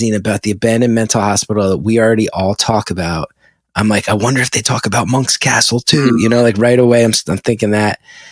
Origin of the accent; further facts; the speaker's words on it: West Orange, New Jersey, United States; I grew up in West Orange right there